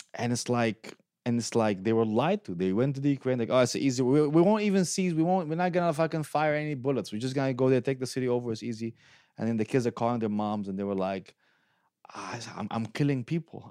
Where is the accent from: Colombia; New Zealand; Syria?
Syria; also born or lived in Detroit, United States / Lansing, United States; now in United States; I'm from Syria, so I'm not from the Saudi, uh, area